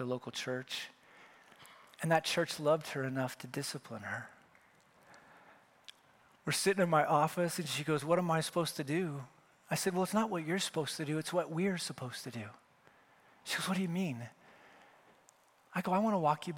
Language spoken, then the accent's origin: English; Wyoming, United States; now in California, United States; I'm from Wyoming